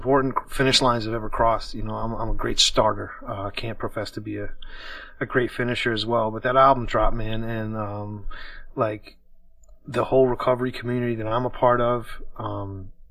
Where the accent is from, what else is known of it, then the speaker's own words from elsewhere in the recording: Washington, District of Columbia, United States; I am from Washington, D.C.